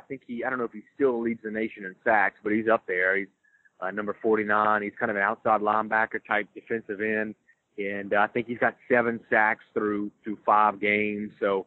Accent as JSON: {"language": "English", "town": "Biloxi", "region": "Mississippi", "country": "United States", "tie": "born or raised there", "also_born_or_lived": "Jackson, Mississippi", "moved": "as an adult", "lives_now": "Baton Rouge, United States", "said": "there for about four and a half years in Jackson from about 08, I guess, to around 2012. And then I'm from Biloxi. I was raised in Biloxi, Mississippi."}